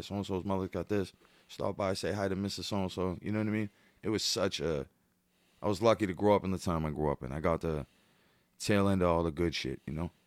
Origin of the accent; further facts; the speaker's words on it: Boston, Massachusetts, United States; I'm from the projects, I'm from where the parade begins.